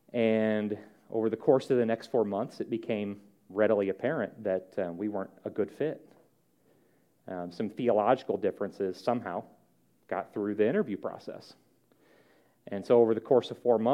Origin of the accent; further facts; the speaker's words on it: St. Louis, Missouri, United States; now in Bluffton, United States; I'm from St. Louis